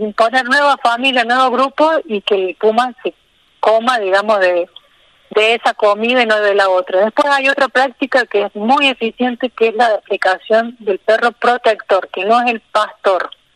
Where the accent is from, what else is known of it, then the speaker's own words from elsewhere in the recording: Río Tercero, Córdoba, Argentina; moved away as an adult; now in Villa Rumipal, Argentina; Yo soy de Río Tercero, que es una ciudad al sur de Córdoba. Sí, sí. Y bueno, ahí hice la secundaria, está mi familia